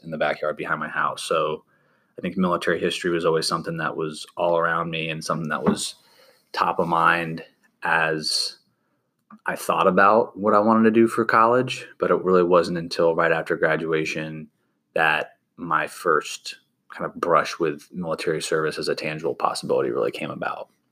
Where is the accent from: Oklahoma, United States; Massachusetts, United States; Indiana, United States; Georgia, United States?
Georgia, United States; Sandy Springs; originally born and raised in Sandy Springs, Georgia, which is a suburb just north of Atlanta